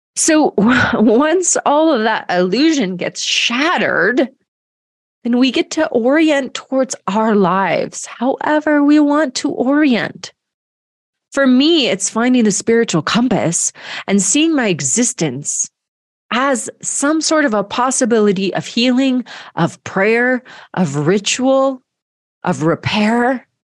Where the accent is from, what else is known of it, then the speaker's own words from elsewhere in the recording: Georgia, United States; moved away as an adult; grew up in Georgia